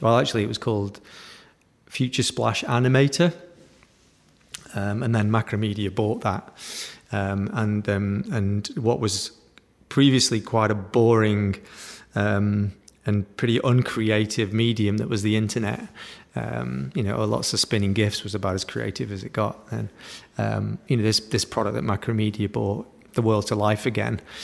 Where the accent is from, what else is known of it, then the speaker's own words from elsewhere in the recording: Stoke-on-Trent, West Midlands, United Kingdom; growing up in Stoke-on-Trent